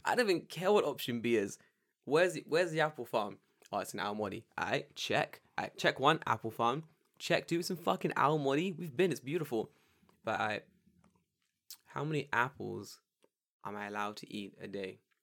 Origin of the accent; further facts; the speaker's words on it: London, United Kingdom; I'm from London